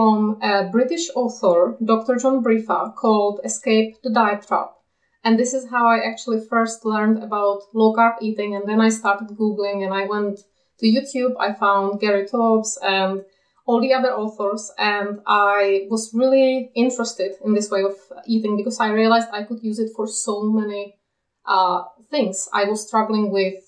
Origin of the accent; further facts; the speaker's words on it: Czechia; moved away as an adult; now in Kent, United Kingdom; I live in the UK, but I'm from the Czech Republic, where I spent most of my life. And now we live in Kent in the UK.